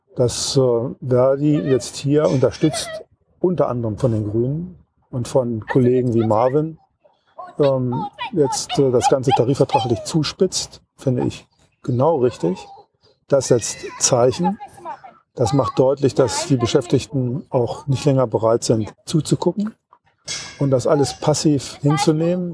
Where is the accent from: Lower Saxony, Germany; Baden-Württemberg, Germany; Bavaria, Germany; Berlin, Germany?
Lower Saxony, Germany; Wolfsburg; Ich komme aus Wolfsburg